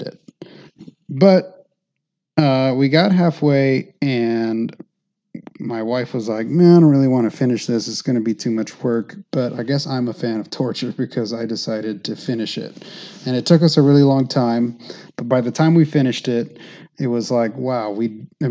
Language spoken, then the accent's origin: English; Phoenix, Arizona, United States; also born or lived in Tampa, Florida; I was born and raised in Phoenix, Arizona, lived there most of my life except for like a year and a half when I lived in Tampa, Florida for grad school